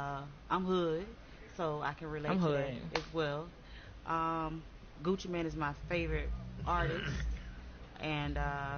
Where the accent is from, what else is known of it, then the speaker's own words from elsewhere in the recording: Florida, United States; I am a female artist. I am from Florida.